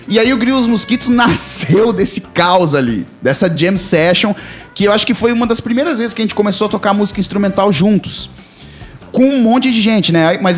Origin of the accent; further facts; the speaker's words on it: Florianópolis, Santa Catarina, Brazil; aqui na ilha, né? Mas minha família pra trás é tudo Rio Grande do Sul também.